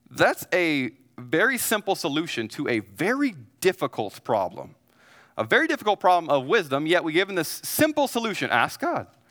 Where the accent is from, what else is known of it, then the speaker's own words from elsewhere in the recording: Missouri, United States; moved away as an adult; also born or lived in Dallas, Texas; now in San Antonio, United States; I'm from a great state that has four seasons called Missouri